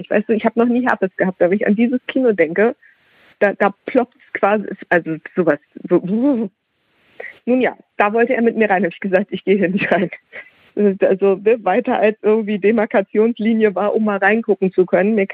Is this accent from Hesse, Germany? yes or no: yes; Hesse, Germany; Und ich komme aus Nordhessen und dann fuhren wir nach Kassel.